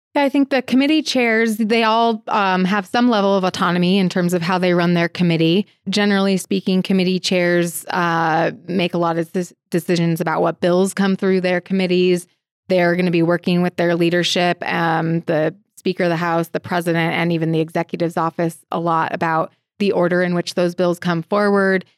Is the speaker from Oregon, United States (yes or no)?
yes; Portland, Oregon, United States; also born or lived in Missoula, Montana / Denver, Colorado; now in Helena, United States; I am originally from Portland, Oregon